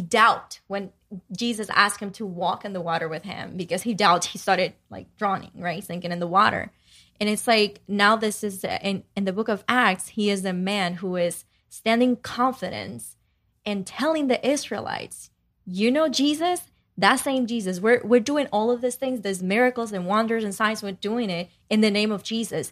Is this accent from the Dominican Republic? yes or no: yes; Dominican Republic; moved away; growing up in Dominican Republic